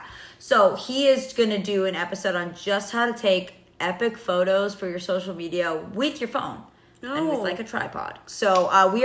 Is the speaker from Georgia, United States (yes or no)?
yes; Atlanta, Georgia, United States; ATL too. It's my hometown